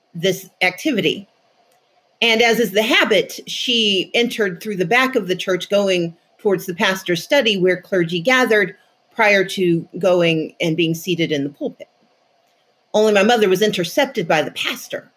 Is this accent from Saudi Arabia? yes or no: no; Mississippi, United States; I grew up in Mississippi